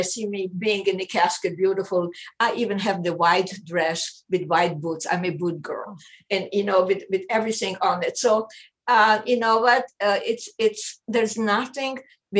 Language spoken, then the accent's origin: English; Israel; I grew up in Israel for 9 years.